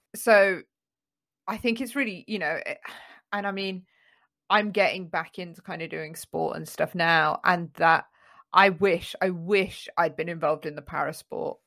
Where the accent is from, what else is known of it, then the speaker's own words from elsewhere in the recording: London, United Kingdom; when I was growing up in North London